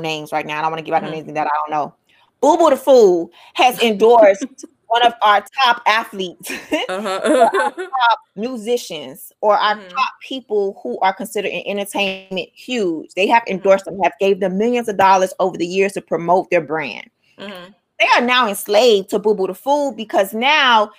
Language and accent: English; United States; I'm Black American.